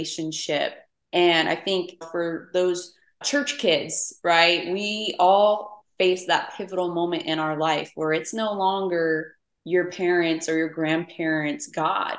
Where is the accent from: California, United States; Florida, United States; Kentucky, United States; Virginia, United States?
Florida, United States; St. Cloud; moved away as an adult; also born or lived in Denver, Colorado; now in Houston, United States; I grew up in St. Cloud, Florida, small town outside of Orlando, Florida. And I was raised there until I left when I was 19